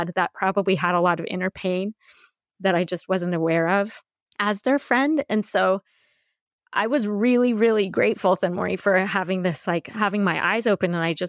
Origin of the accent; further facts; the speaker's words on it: Seattle, Washington, United States; also born or lived in Denver / Bay Area; I grew up in Seattle and Denver, and then I spent 15 years in the Bay Area.